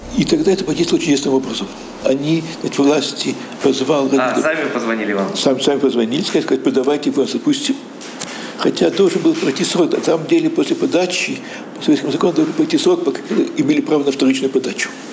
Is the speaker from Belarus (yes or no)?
no; Riga, Latvia; moved away as an adult; now in Jerusalem, Israel; как еврей в Латвии